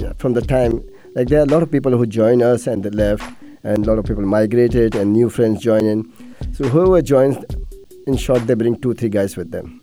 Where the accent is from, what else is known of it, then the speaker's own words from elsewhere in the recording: Dubai, United Arab Emirates; I'm born and brought up in Dubai